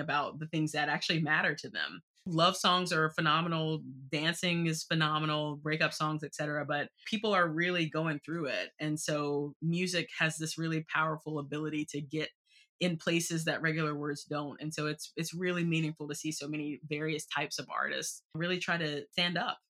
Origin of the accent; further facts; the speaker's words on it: Southeastern North Carolina, United States; now in Washington, D.C., United States; I grew up in Southeastern North Carolina